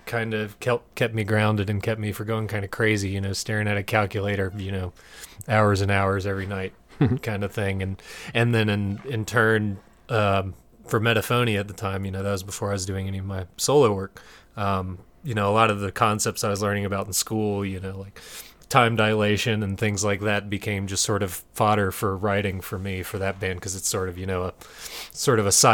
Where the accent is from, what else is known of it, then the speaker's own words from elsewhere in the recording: Greensboro, North Carolina, United States; growing up in Greensboro, you know, there's a huge metal scene